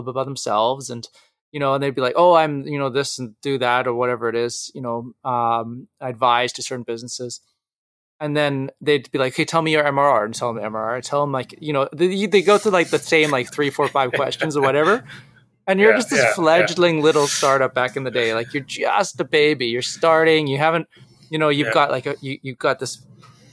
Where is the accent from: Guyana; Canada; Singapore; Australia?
Canada; being a Canadian entrepreneur